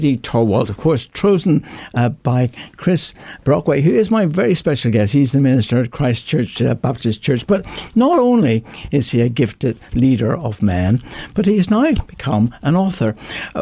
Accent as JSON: {"language": "English", "country": "Ireland", "said": "I'm Irish"}